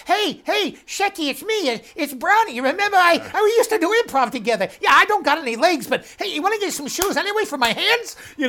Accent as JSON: {"language": "English", "region": "Midwest", "country": "United States", "said": "And I go, from the Midwest."}